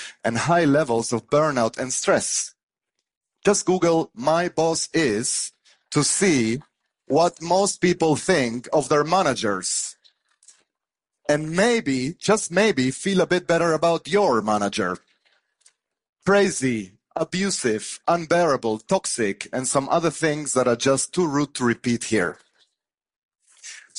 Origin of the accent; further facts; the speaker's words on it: Argentina; moved away; I grew up in Argentina